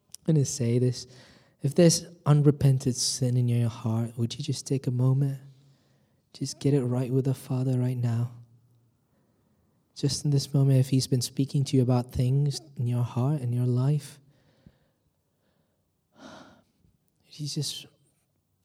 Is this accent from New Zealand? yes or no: no; India; now in United Kingdom; I'm originally from India